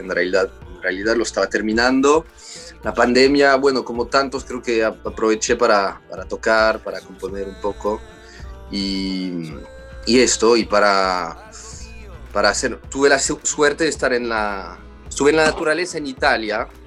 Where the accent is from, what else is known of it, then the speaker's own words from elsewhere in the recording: Paris, Île-de-France, France; escuchamos mucha folk en casa, todos los clásicos y las canciones francesas también, porque, porque también crecí en París.